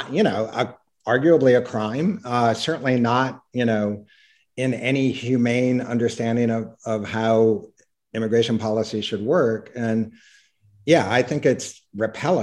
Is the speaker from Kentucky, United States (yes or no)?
no; Iowa, United States; now in Washington, United States; I grew up in Iowa